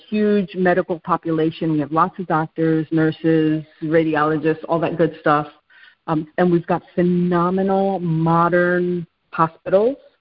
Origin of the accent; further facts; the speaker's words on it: New York City, New York, United States; moved away as an adult; now in Houston, United States; I am originally from New York City, and due to oil and gas, uh, my husband and I ended up moving here